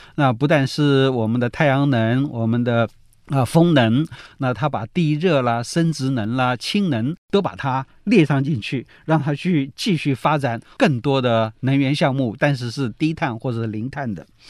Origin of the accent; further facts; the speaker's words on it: Taiwan; 我们台湾